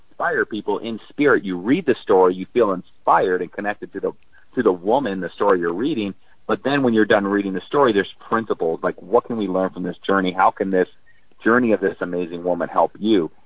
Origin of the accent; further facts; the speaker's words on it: North Dakota, United States; I grew up in North Dakota, small family farm